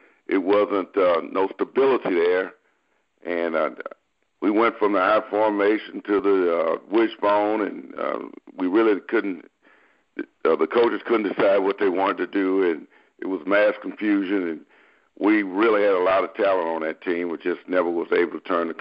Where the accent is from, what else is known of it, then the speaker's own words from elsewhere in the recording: Galveston, Texas, United States; moved away as an adult; I'm from a small town, Galveston, Texas, probably about, at the time, 60,000 people